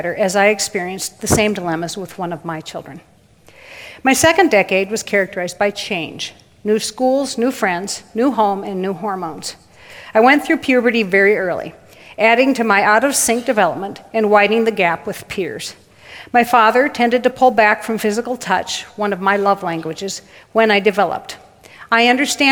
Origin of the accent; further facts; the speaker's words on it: Waterloo, Iowa, United States; I was born in Waterloo, Iowa, March 13th, 1954, the third of 4 girls